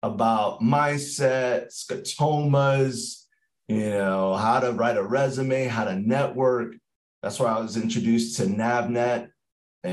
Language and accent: English; New York City, New York, United States; I'm from New York City